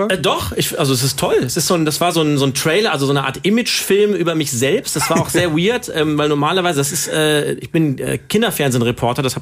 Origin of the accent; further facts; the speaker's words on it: Cologne, North Rhine-Westphalia, Germany; Ich habe euch heute mitgenommen in meine Heimatstadt Köln.